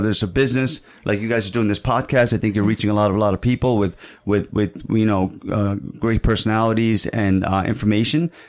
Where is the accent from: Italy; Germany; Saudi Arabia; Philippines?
Saudi Arabia; moved away; And I was also an immigrant here. You know, I came from Saudi Arabia.